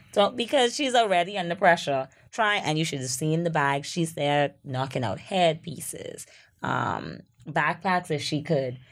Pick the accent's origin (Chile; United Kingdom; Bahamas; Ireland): Bahamas; Freeport, Grand Bahama; I'm also from Freeport